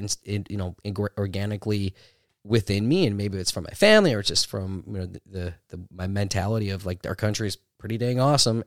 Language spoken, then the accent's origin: English; Milwaukee, Wisconsin, United States; I grew up in Milwaukee